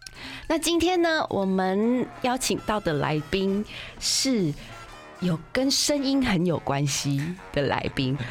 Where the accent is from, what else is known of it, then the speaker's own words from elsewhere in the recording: Hualien, Hualien County, Taiwan; 好，好不要讲，我老家花莲。